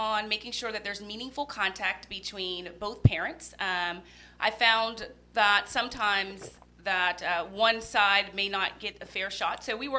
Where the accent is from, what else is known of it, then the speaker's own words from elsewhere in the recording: Miami, Florida, United States; moved away as an adult; also born or lived in Rochelle, Florida; now in Orlando, United States; Definitely from a small country town, but I was raised in Miami. I went to New World School of the Arts. Then I went to University of Central Florida, go Knights. And then I went to FAMU College of Law here in Orlando.